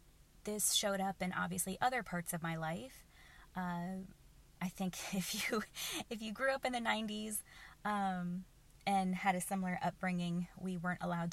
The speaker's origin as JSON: {"language": "English", "region": "Oklahoma", "country": "United States", "tie": "born or raised there", "said": "I grew up in the Bible Belt of the United States. I grew up in Oklahoma."}